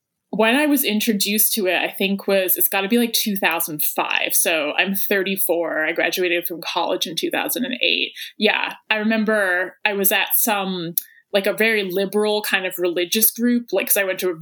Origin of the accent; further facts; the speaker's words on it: England, United Kingdom; now in Athens, United States; I am based in Athens, Georgia, and I'm from England originally